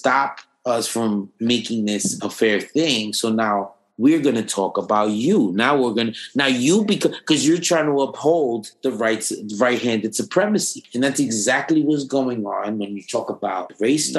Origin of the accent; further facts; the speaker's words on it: United States; being American